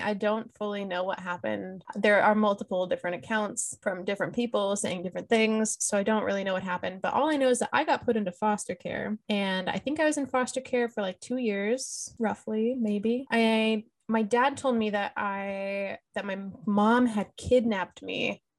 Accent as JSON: {"language": "English", "town": "Lancaster", "region": "California", "country": "United States", "tie": "born there", "said": "like I was born in Lancaster, California in 1993, and my mom and dad were not married."}